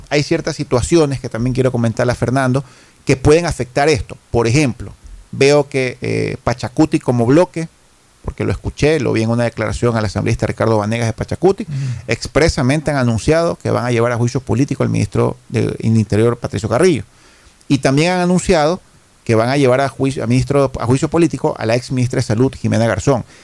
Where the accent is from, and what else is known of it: Ecuador